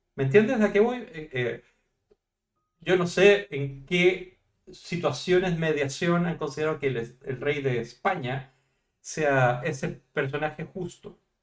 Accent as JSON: {"language": "Spanish", "country": "Chile", "moved": "yes", "lives_now": "Spain", "said": "yo soy chileno, soy de esos países que se independizaron del rey"}